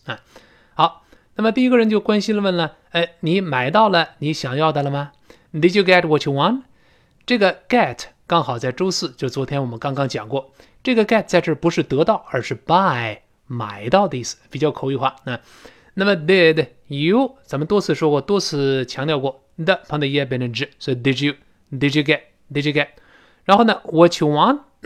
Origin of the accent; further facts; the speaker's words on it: China; 我们中国人